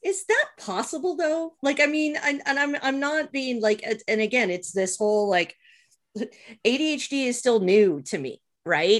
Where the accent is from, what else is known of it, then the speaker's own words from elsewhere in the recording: Montreal, Quebec, Canada; growing up where I did in Montreal when I did